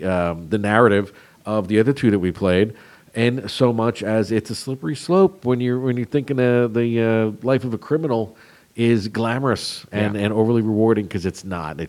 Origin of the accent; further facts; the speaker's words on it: New Jersey, United States; my home state of New Jersey